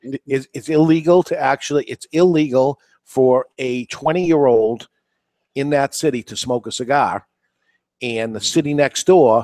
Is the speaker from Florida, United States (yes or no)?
no; Salem, New Hampshire, United States; I'm from Salem, New Hampshire.